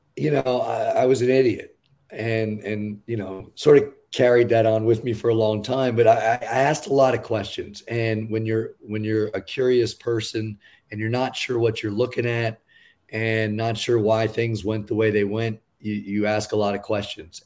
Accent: New York, United States; I grew up in New York, a Mets fan

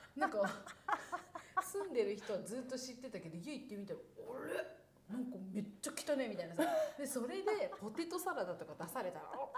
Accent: Niigata, Japan; 私さ新潟出身でさ雪国だからさスキーめっちゃ得意なのよ

